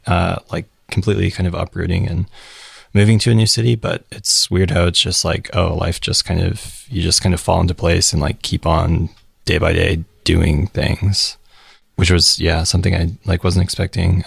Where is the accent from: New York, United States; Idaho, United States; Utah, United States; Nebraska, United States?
Utah, United States; Salt Lake City; moved away as an adult; now in San Francisco, United States; I'm from Salt Lake City. Born and raised until a year ago